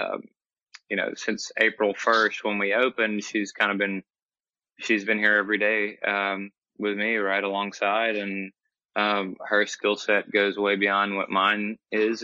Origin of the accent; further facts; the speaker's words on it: Alabama, United States; moved away as an adult; also born or lived in Atlanta, Georgia; We're both from Alabama, coming back home